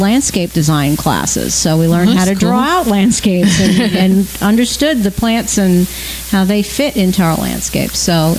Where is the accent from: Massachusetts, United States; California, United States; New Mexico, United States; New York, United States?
New York, United States; Long Island; now in Florida, United States; growing up on Long Island